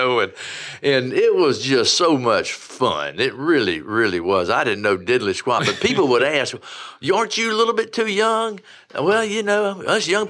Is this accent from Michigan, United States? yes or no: no; Lamar, South Carolina, United States; also born or lived in Rome, Italy; where I grew up in Lamar